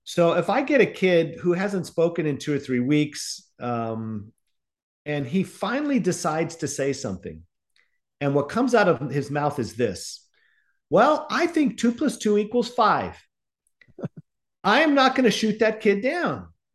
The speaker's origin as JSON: {"language": "English", "town": "Alhambra", "region": "California", "country": "United States", "tie": "born or raised there", "also_born_or_lived": "New York / Dominican Republic (ancestry) / Virginia", "moved": "yes", "said": "I was raised in the San Gabriel Valley"}